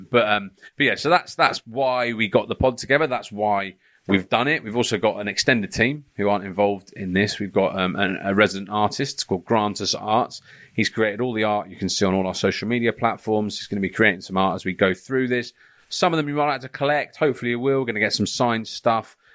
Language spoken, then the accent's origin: English; London, United Kingdom; now in Hertfordshire, United Kingdom; uh, North London, Edmonton.